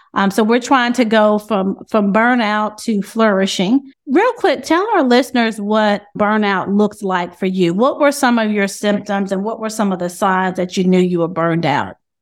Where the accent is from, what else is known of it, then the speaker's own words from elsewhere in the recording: High Point, North Carolina, United States; I'm also from North Carolina. I'm from High Point as well.